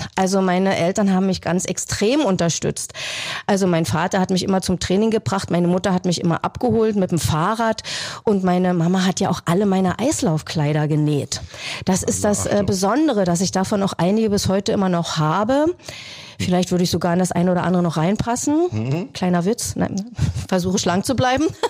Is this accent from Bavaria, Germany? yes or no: no; Berlin, Germany; moved away as an adult; now in Wildau, Germany; Eigentlich bin ich ja eine waschechte Berlinerin